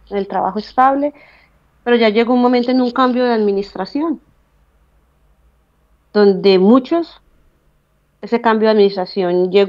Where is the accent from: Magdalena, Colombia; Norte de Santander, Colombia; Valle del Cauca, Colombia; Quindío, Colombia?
Quindío, Colombia; Calarcá; moved away as an adult; now in Switzerland; yo soy de Calarcá, del Quindío